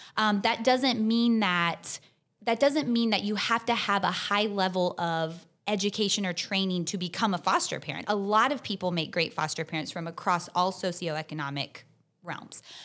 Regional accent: Tallahassee, Florida, United States; I'm from Tallahassee. I've lived here my whole life

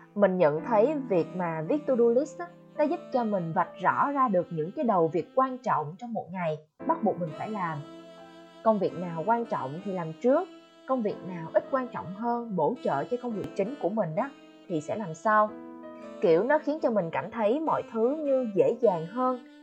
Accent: Quang Ngai, Vietnam; moved away as an adult; also born or lived in Ho Chi Minh City, Vietnam; mình đã về Quảng Ngãi, quê của mình cũng hơn 3 tháng rồi

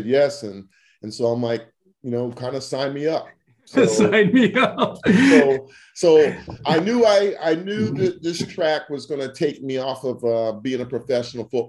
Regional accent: Chesapeake, Virginia, United States; also born or lived in Oklahoma City, Oklahoma / Washington, D.C. / Rochester, New York / Buffalo, New York; I like to call Chesapeake, Virginia home, the Tidewater area, four cities of Virginia Beach, Norfolk, Portsmouth, and Chesapeake.

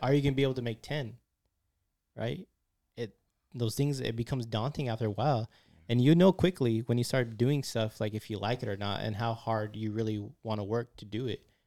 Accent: San Francisco, California, United States; I'm from San Francisco. I'm from the city.

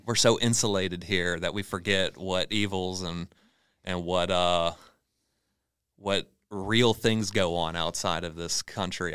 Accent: Southern Pines, North Carolina, United States; moved away; also born or lived in Torrance, California / Marina Del Rey, California; growing up in Southern Pines

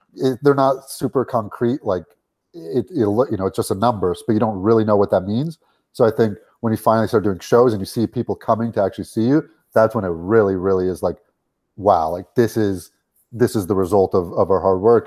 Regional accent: Los Angeles, California, United States; we grew up in Los Angeles

